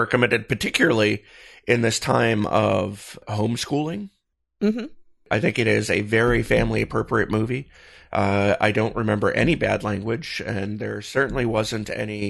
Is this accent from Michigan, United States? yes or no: yes; Michigan, United States; You know, I grew up in Michigan and we had lakes, you know, so packed so tightly around us, you couldn't throw a stone without hitting one.